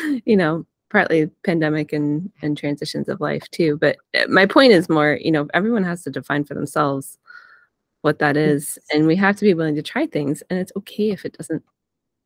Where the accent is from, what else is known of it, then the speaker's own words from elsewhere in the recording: Vermont, United States; I grew up in Vermont